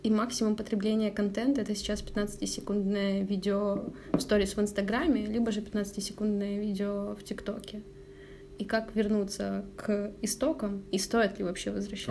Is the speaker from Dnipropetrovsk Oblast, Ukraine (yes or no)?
no; Zaporizhzhia, Zaporizhzhia Oblast, Ukraine; moved away; Я же из Запорожья